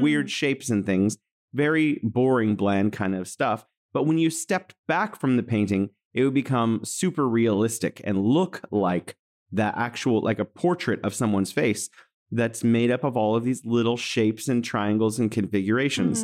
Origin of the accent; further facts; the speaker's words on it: San Francisco, California, United States; now in Wuhan, China; I'm from San Francisco, California, in the U S, and I'm here in Wuhan, China